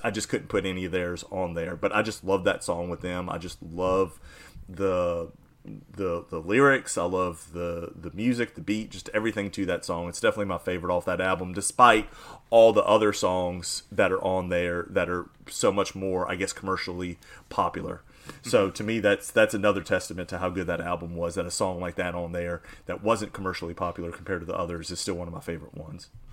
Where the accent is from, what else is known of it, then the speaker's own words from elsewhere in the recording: New Orleans, Louisiana, United States; my hometown uh, rappers